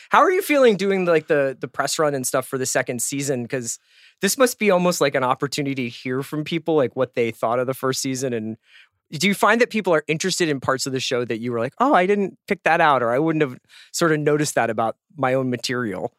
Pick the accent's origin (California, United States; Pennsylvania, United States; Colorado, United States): Pennsylvania, United States; Philadelphia; moved away; my hometown, which is Philly